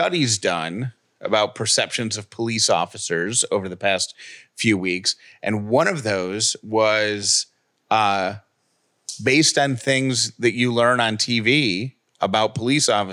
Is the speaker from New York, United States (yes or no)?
yes; Syracuse, New York, United States; moved away; when I was a kid growing up in Syracuse, New York